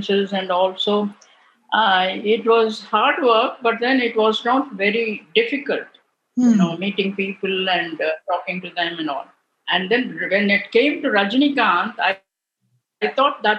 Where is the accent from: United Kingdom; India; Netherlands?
India; Bangalore, Karnataka; also born or lived in Tamil Nadu; now in Delhi, India; I am from Bangalore and I can speak Kannada very well.